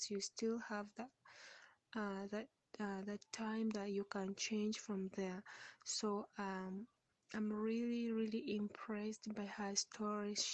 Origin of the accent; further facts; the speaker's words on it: Uganda; from Uganda